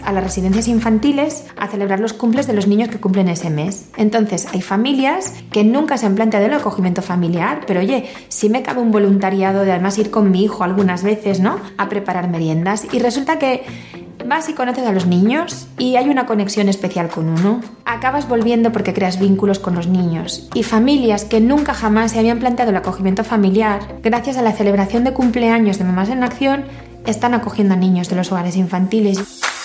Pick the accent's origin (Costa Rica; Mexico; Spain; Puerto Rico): Spain; Valencia, Valencian Community; soy de Valencia